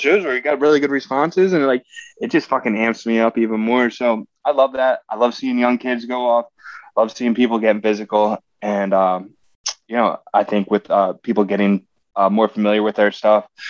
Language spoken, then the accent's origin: English; southeastern Pennsylvania, United States; born and raised in Pennsylvania